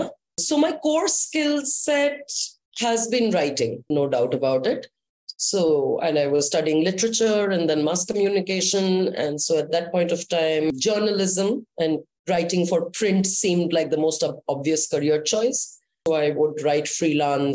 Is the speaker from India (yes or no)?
yes; Kolkata, West Bengal, India; moved away as an adult; also born or lived in Mumbai; I'm from Calcutta, and there were lots of musicians and music bands during my college days